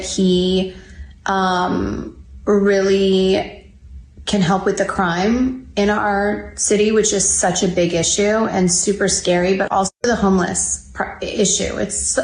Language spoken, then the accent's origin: English; Los Angeles, California, United States; born or raised there